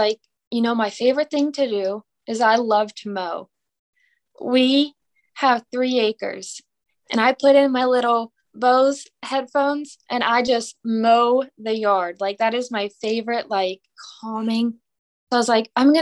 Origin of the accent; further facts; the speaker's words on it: Pennsylvania, United States; now in Mississippi, United States; I'm from Pennsylvania.